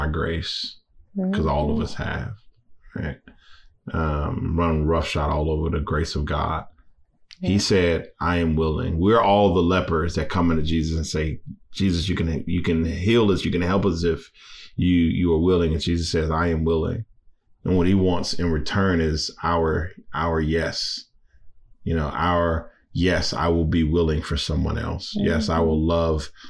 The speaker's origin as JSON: {"language": "English", "region": "Louisiana", "country": "United States", "said": "I'm from Louisiana. I'm Cajun."}